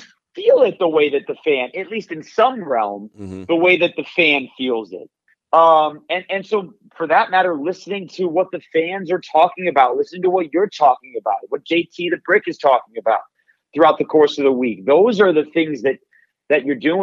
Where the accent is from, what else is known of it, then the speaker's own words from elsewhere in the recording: Detroit, Michigan, United States; I was growing up in Detroit